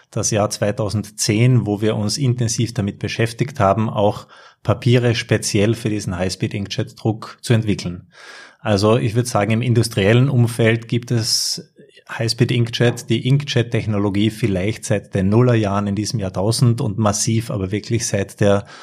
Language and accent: German; Carinthia, Austria; Ich stamme aus Kärnten